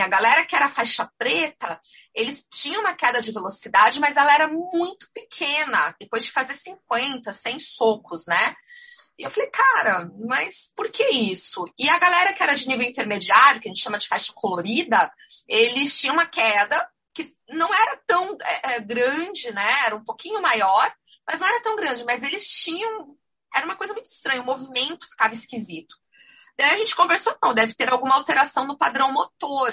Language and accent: Portuguese; Curitiba, Paraná, Brazil; also born or lived in Florianópolis; eu sou aqui de Curitiba